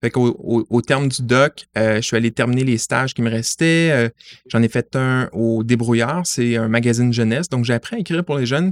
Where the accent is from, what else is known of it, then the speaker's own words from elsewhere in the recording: Montreal, Quebec, Canada; je suis montréalais, j'ai fait l'ensemble de mon parcours sur l'île de Montréal, j'ai grandi à La Salle